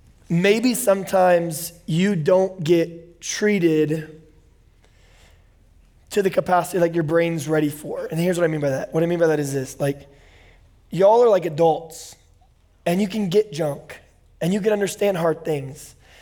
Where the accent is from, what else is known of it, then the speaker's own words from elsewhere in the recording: Bakersfield, California, United States; also born or lived in Indiana / Oklahoma; I'm from Bakersfield. I was born in Indiana, then lived for 10 years in Oklahoma, and then I lived in Bakersfield for 12 years